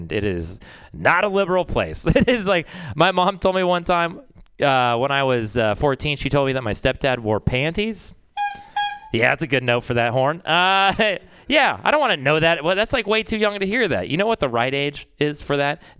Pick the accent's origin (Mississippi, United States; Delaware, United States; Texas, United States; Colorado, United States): Texas, United States; moved away; growing up in Texas, it's a fucking weird place